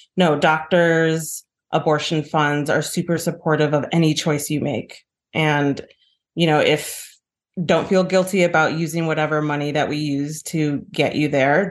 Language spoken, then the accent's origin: English; Chicago, Illinois, United States; I grew up in Rogers Park. It's, you know, very diverse, it's very black and brown